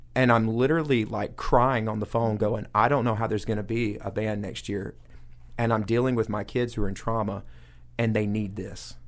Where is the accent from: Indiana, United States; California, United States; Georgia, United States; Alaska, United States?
Georgia, United States; Coweta County; I grew up in Coweta County